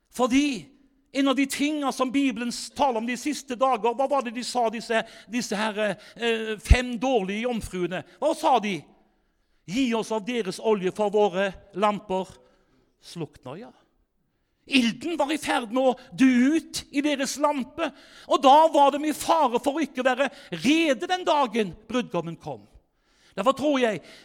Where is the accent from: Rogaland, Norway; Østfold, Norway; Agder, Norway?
Rogaland, Norway; Haugesund; moved away; jeg sjøl kommer fra Haugesund, egentlig, så hvis du lurer på den dialekta mi